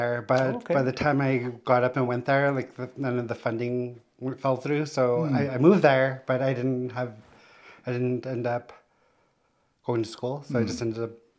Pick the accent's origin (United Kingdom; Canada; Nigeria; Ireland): Canada; Tłı̨chǫ region, Northwest Territories; moved away; I'm an Indigenous queer two-spirit from the Kleecho region in the Northwest Territories from Treaty 11.